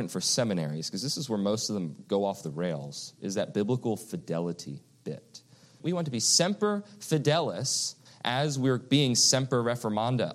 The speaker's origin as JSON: {"language": "English", "region": "East Coast", "country": "United States", "tie": "born or raised there", "moved": "yes", "said": "When I grew up on the East Coast"}